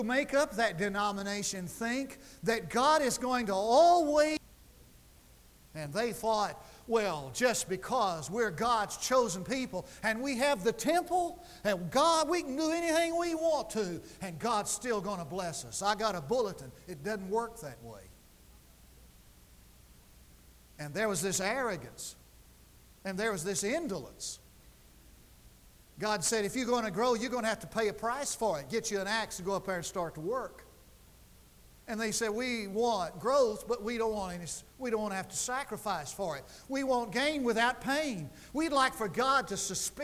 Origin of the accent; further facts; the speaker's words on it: Lubbock, Texas, United States; now in Durant, United States; I grew up in West Texas, where Kenneth lives.